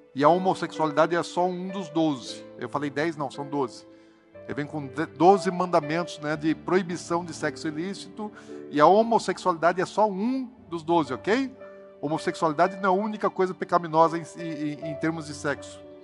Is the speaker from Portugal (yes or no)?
no; Brazil; Nós somos brasileiros